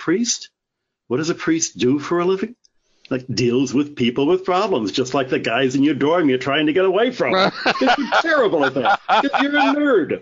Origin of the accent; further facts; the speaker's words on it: Michigan, United States; now in Tucson, United States; I grew up in Michigan